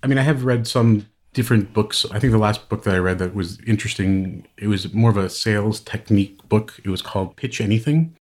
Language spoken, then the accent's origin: English; Hamilton, Ontario, Canada; now in San Francisco Bay Area, United States; I am Canadian. I actually grew up in Hamilton, Ontario.